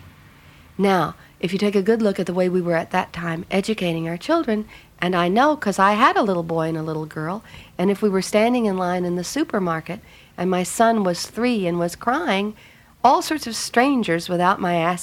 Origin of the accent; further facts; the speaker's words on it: Texas, United States; I was from Texas, was a part of my culture